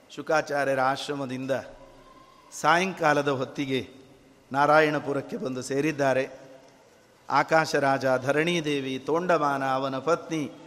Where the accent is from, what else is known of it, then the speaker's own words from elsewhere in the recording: Bagalkot, Karnataka, India; ನಾವು ಬಾಗಲಕೋಟೆಯಿಂದ ಬಂದವರು